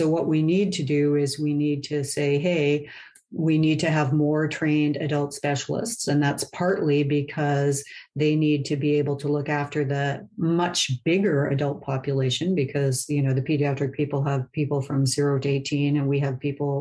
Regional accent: Canada; I'm Canadian

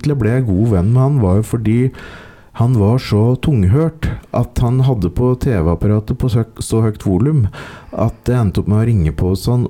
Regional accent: Ringsaker, Innlandet, Norway; Ringsaker kommune, som er der jeg vokste opp

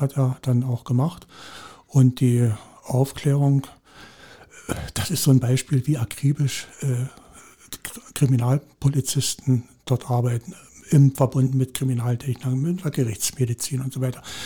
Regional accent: Saxony, Germany; moved away; also born or lived in Brandenburg / Hoyerswerda; Ich bin gebürtiger jetzt Sachse

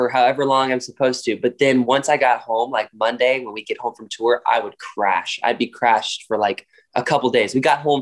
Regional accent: Raleigh, North Carolina, United States; I grew up in Raleigh, North Carolina. That's born and raised there

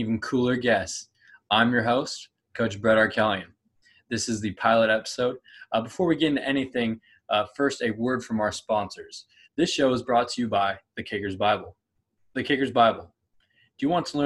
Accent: Clovis, California, United States; I grew up in Clovis, California, okay, right near Fresno

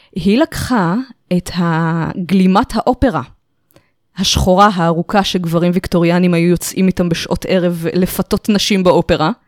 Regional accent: Israel; נולדתי בארץ, ההורים מחבר העמים

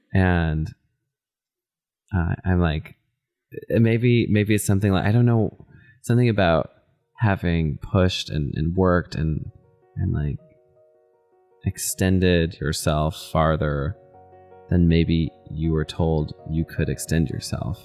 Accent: Texas, United States; now in Minnesota, United States; I'm from Texas, and you know, we live in Minnesota

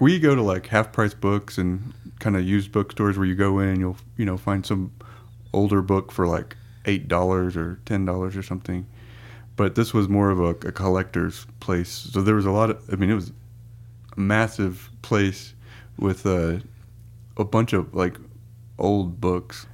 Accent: Texas, United States; we're from Texas

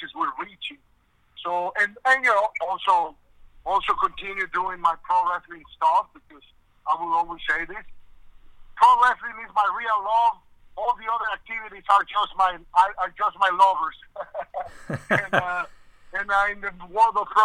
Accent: Mexico; moved away; down there in the country where I was born in Mexico

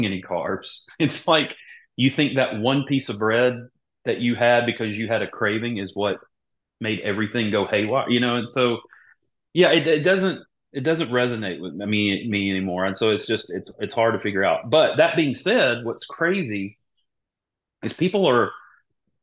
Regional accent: Mississippi, United States; moved away as an adult; also born or lived in Charlotte, North Carolina; growing up in Mississippi, like we use porks and everything, you know, we grew up eating green beans

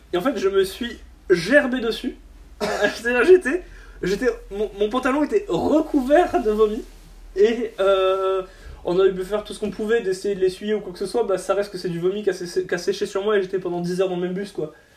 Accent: Boulogne-sur-Mer, Hauts-de-France, France; chez moi à Boulogne

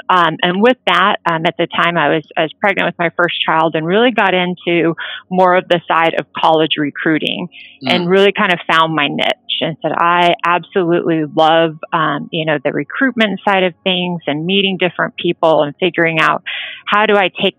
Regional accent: California, United States; Spent most of my, I kind of say I grew up in California because spent about 8 years there, finished middle school and high school

